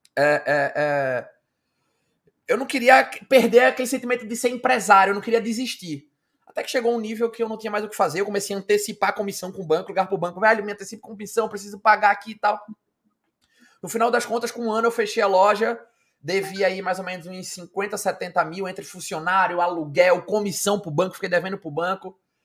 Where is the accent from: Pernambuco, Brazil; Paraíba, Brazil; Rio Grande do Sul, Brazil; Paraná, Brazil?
Pernambuco, Brazil; Recife; eu sou aqui de Recife